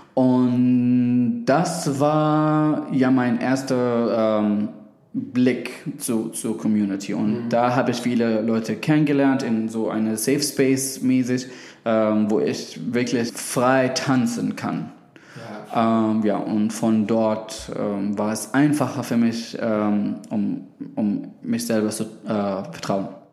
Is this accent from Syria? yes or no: yes; Syria; German is a second language; now in Berlin, Germany; ich komme ähm, aus Syrien